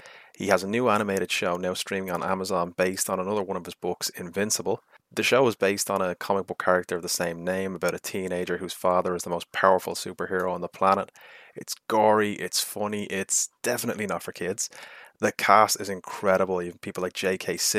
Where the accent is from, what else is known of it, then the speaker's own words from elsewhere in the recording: Ireland; being Irish